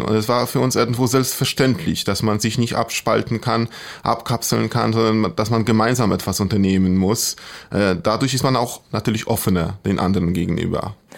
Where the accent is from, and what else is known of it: Poland; born or raised there; German is a second language